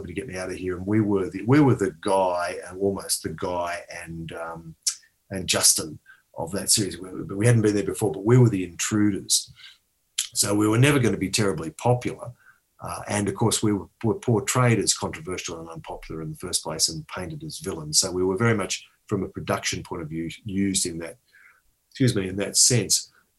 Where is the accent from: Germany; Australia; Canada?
Australia; I was born in Australia, but my ancestral roots going back 1,000 years, no joke, going back 1,000 years, Yorkshire.